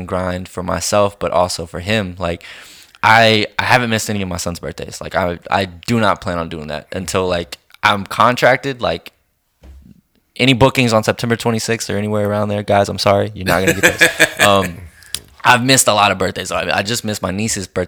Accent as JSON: {"language": "English", "town": "Colorado City", "region": "Texas", "country": "United States", "tie": "born or raised there", "said": "my hometown, which is Colorado City"}